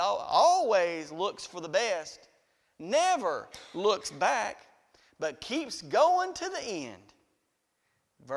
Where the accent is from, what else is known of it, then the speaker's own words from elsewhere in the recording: Riceville, United States; I'm from Riceville